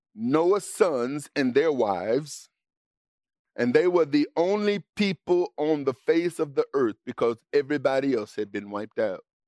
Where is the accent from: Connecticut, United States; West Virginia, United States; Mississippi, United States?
Mississippi, United States; for the greater part of my life growing up in Mississippi